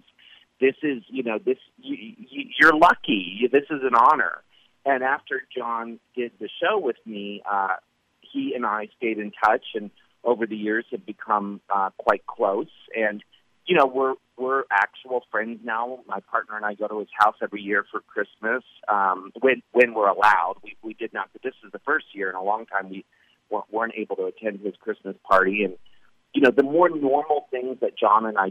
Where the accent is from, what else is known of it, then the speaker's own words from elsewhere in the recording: Maryland, United States; moved away; I was growing up in Maryland